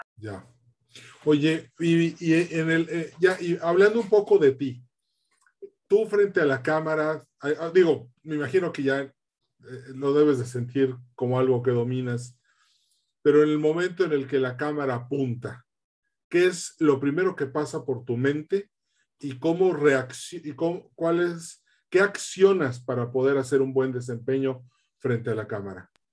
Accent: Yucatán, Mexico; also born or lived in Monterrey, Nuevo León; yo soy mitad yucateco, mitad regiomontano

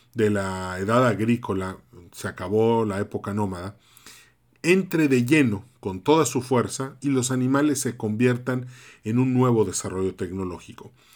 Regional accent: Mérida, Yucatán, Mexico; vivo en Mérida, nací en Mérida

